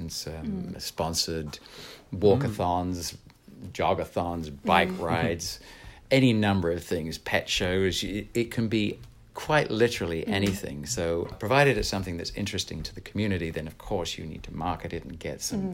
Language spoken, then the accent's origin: English; England, United Kingdom; also born or lived in San Jose, California; now in United States; an English person living here